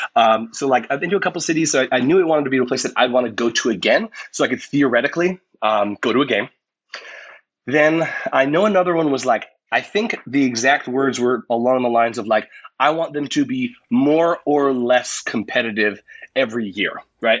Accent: United States; as an American

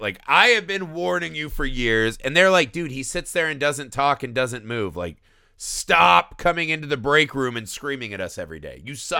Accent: Indiana, United States; I grew up in Indiana.

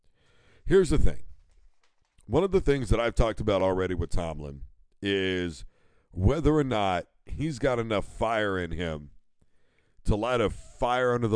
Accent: Midwest, United States; I am from the Midwest

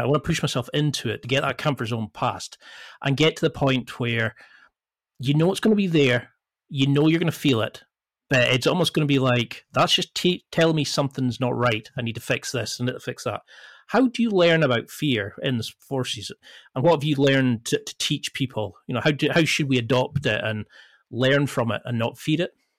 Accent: the Highlands, Scotland, United Kingdom; I come from the Highlands and you're two hours away from the nearest, like, part shop

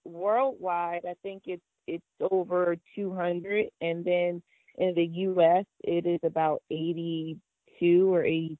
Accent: New Jersey, United States; also born or lived in France; dad played professional basketball overseas, stayed there for a few years, and then came to New Jersey. So most of my time was spent in the South Jersey area. And so that's where I grew up.

